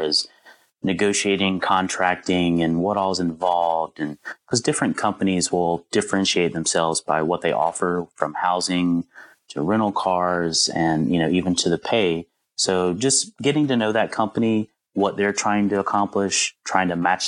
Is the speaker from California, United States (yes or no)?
no; Southern West Virginia, United States; moved away; also born or lived in Washington, D.C.; I grew up in Southern West Virginia and kind of the coal fields of Southern West Virginia.